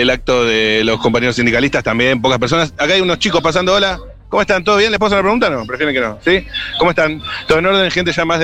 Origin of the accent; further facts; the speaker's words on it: Mar del Plata, Buenos Aires Province, Argentina; Desconozco porque yo soy de Mar del Plata.